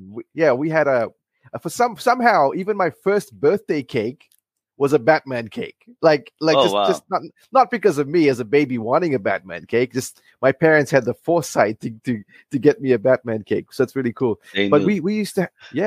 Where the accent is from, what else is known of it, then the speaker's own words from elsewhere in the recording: Fiji; I come from Fiji and I've grown up here. I lived here my whole life.